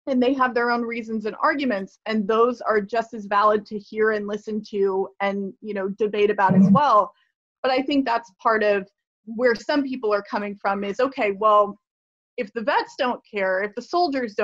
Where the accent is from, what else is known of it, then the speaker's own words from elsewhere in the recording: Fayetteville, North Carolina, United States; I grew up there